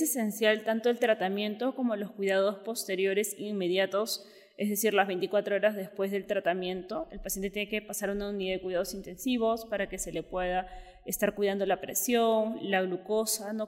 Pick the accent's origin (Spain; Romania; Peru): Peru; moved away as an adult; also born or lived in Mexico City, Mexico; soy neuróloga, soy de Perú